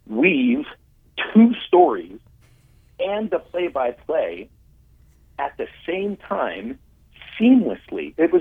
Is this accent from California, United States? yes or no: no; Pittsburgh, Pennsylvania, United States; I mean, I grew up in Pittsburgh before, you know, before radio broadcasts necessarily went national.